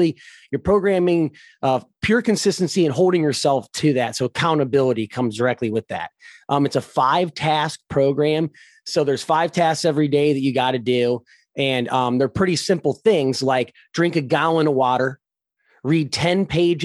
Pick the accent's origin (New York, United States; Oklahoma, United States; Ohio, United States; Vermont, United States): Ohio, United States; I'm from Ohio. So our weather is actually some of the worst in the United States